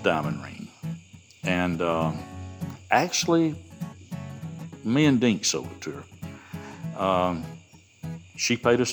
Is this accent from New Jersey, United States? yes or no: no; Rome, Georgia, United States; accent: Southern; Asked me where I was from, and I said, Rome, Georgia.